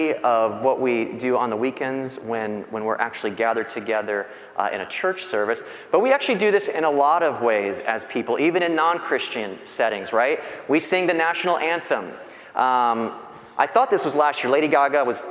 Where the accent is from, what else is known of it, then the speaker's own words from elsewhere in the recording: Bradenton, Florida, United States; I was born in Bradenton